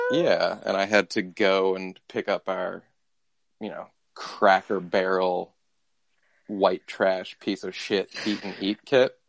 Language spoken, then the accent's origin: English; London, United Kingdom; I come from London town.